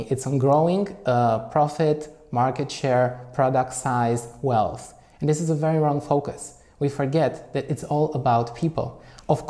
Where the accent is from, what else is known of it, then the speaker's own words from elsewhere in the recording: Romania; now in Germany; I'm originally from Romania. I also live in Germany